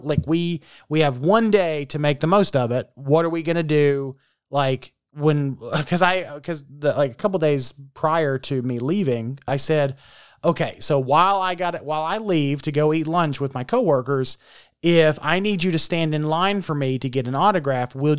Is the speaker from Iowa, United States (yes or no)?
no; Huntington, West Virginia, United States; in my home state of West Virginia, in Huntington, West Virginia.